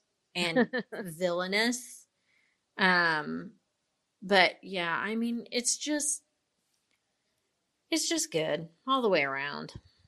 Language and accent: English; Texas, United States; I'm a Texan.